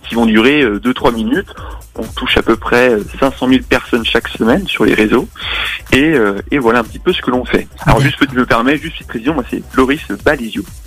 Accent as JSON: {"language": "French", "town": "Lyon", "region": "Auvergne-Rhône-Alpes", "country": "France", "said": "on est lyonnais, et donc forcément, on est sur place"}